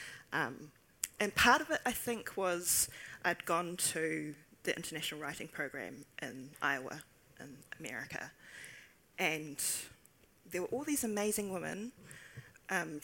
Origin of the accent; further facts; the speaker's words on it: Taupō, Waikato, New Zealand; I grew up in Taupō